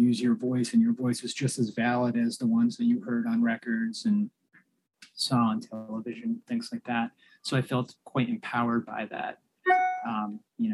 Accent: Andover, Massachusetts, United States; also born or lived in Stoughton, Massachusetts / Randolph, Massachusetts; I spent most of my time in Andover, Massachusetts

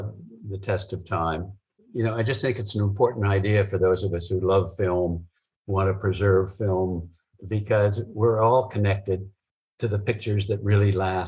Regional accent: Los Angeles, California, United States; I grew up in North Hollywood, kind of 40 years before you did.

